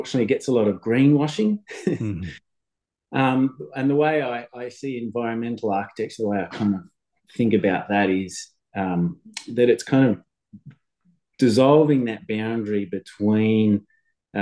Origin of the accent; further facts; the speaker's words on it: Newcastle, New South Wales, Australia; also born or lived in Sydney, Australia; now in Austinmer, Australia; I came from Newcastle, another beach, beach town.